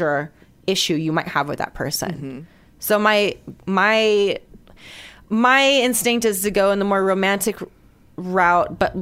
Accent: Guam; also born or lived in Gainesville, Florida; now in Atlanta, United States; I'm from Guam, so I'm not from this landmass. I'm from a completely different like culture

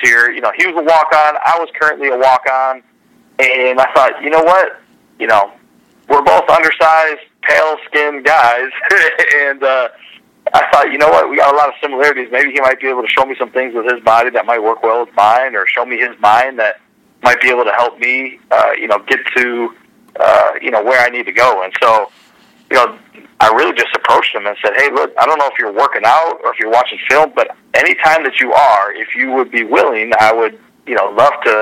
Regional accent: Wisconsin, United States; growing up in Wisconsin

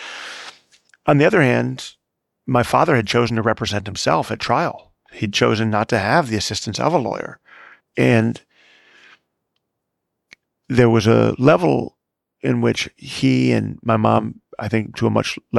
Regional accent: Chicago, Illinois, United States; the house I grew up in Chicago

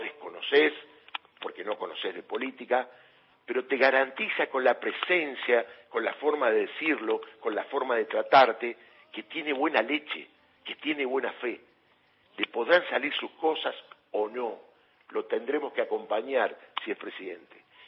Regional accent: Argentina

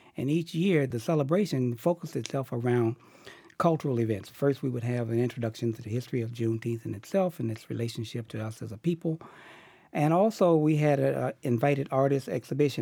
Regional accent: Chicago, Illinois, United States; moved away as an adult; now in Boston, United States; I grew up in Chicago

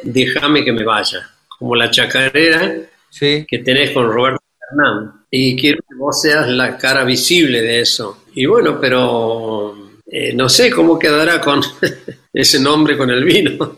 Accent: Santiago del Estero, Argentina; moved away; also born or lived in Buenos Aires, Argentina / Barcelona, Spain; Aquí pasé mi infancia. Aquí pasé con mis padres

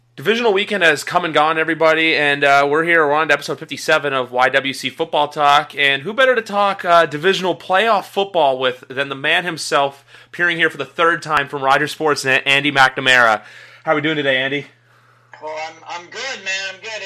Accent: Canada; you and me being two Canadian guys

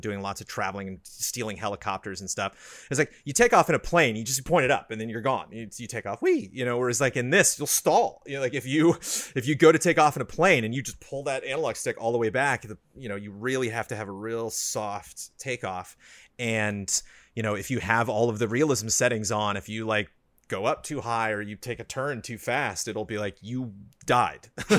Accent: California, United States; born and raised in Southern California

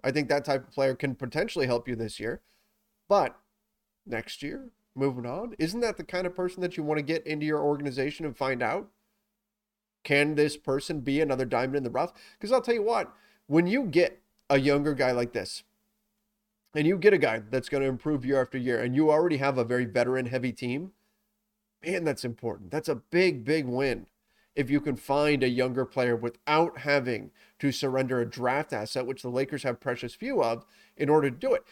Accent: Southern California, United States; I grew up in Southern California

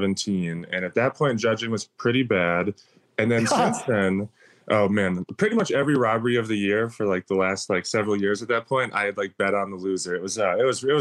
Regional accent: Minnesota, United States; moved away as an adult; now in Las Vegas, United States; I come from Minnesota, where people are, I guess, a bit extra nice.

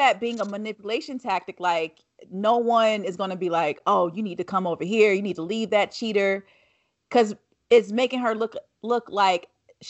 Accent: the South, United States; I feel like, especially growing up in the South

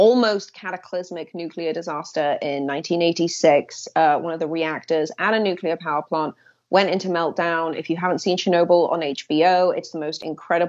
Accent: Swansea, Wales, United Kingdom; moved away; my hometown in Swansea

